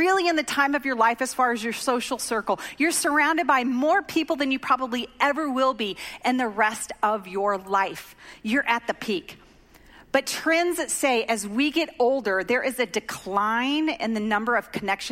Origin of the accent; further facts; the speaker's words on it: Oklahoma, United States; moved away; I grew up in Oklahoma